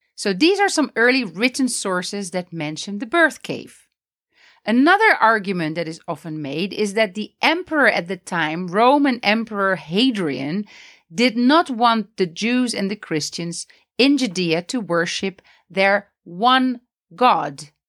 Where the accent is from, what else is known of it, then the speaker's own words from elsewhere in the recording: Netherlands; now in Palestine; I'm originally from the Netherlands